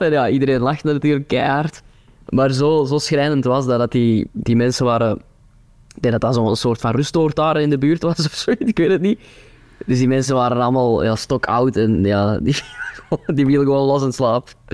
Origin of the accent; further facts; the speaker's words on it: Turnhout, Flanders, Belgium; accent: Kempen dialect; Antwerp accent; ik ben van Turnhout